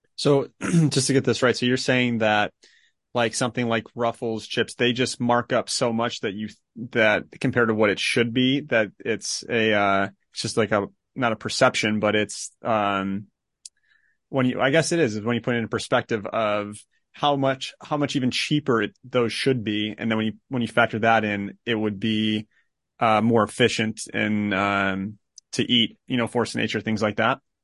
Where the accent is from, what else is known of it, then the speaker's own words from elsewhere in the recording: Chicago, Illinois, United States; moved away; I'm from Chicago originally